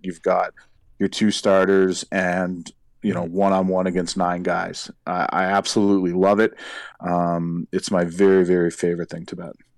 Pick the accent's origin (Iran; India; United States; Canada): Canada; St. John's, Newfoundland and Labrador; the Saint John's Maple Leafs in my hometown